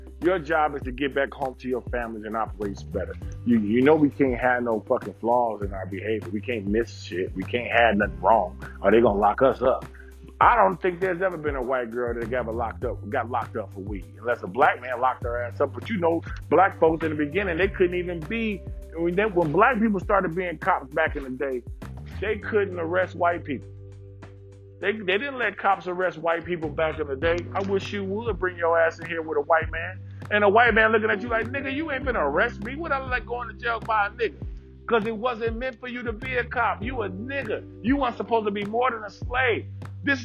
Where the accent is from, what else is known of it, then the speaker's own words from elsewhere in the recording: Detroit, Michigan, United States; I grew up in Detroit.